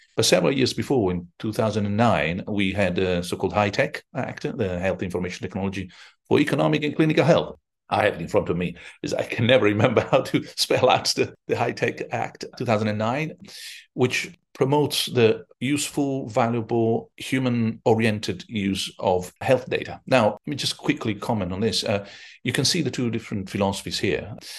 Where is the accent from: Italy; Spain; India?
Italy; Rome, Lazio; I'm from Rome